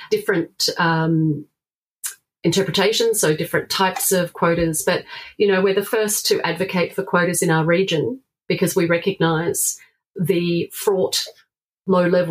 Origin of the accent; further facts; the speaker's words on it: South Australia, Australia; my home state of South Australia